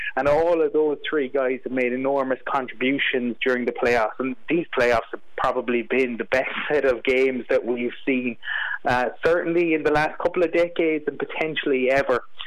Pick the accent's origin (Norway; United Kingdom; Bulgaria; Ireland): Ireland; Fermoy, Munster; I grew up in Fermoy County Cork